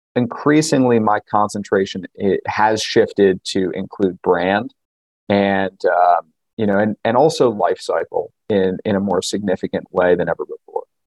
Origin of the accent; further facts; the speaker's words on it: New York, United States; I grew up in New York